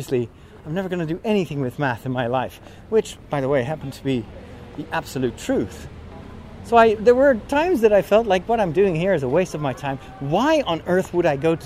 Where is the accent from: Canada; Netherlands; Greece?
Netherlands; I was partially from Chinese descent, so I didn't look like a Dutch boy